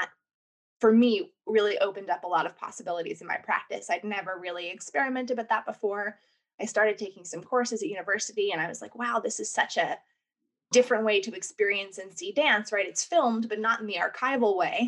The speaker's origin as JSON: {"language": "English", "region": "New York", "country": "United States", "tie": "born or raised there", "also_born_or_lived": "New Orleans / Los Angeles", "accent": "American", "moved": "as an adult", "lives_now": "United Kingdom", "said": "I'm clearly, from my accent, American. I was born and raised in New York"}